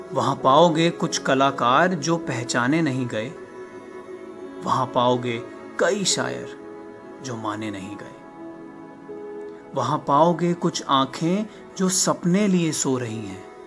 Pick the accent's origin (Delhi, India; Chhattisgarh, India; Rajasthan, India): Delhi, India; New Delhi; मैं नई दिल्ली का रहने वाला हूँ